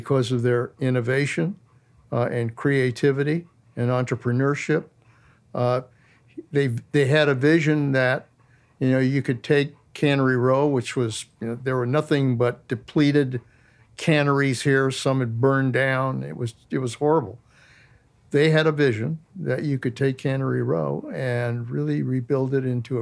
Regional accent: Monterey, California, United States; I was born here in Monterey

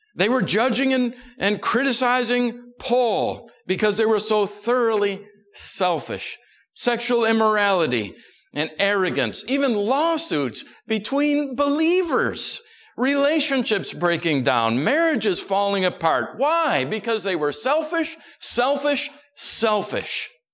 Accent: United States; we're American Christians in America

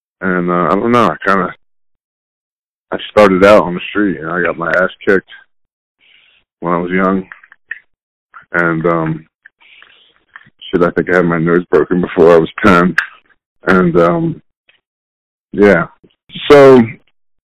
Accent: Chester, Pennsylvania, United States; I was born in Delaware County, Pennsylvania, which is, it's on the outskirts of Philadelphia. I lived in a city called Chester

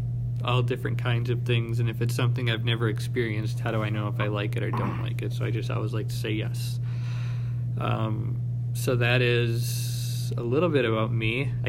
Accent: Cedar Grove, Wisconsin, United States; I am an English secondary education major. I am from Cedar Grove, Wisconsin

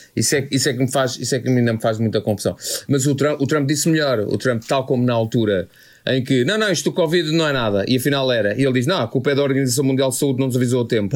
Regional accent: Oeiras, Lisbon, Portugal; eu e o Carlos, que somos do Conselho da Oeiras

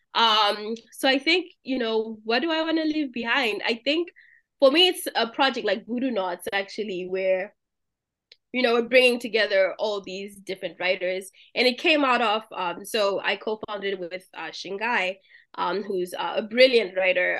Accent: Zimbabwe; moved away; I'm from Zimbabwe, so our version of Kool-Aid is Jolly Juice

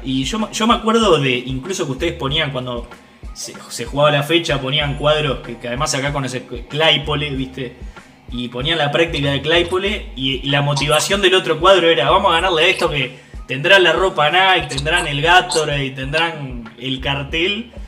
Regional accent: Uruguay; como uruguayos

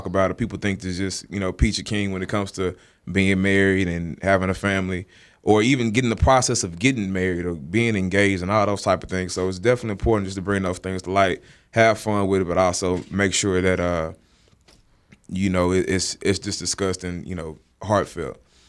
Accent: Dallas, Texas, United States; I am from Dallas, the great state of Texas.

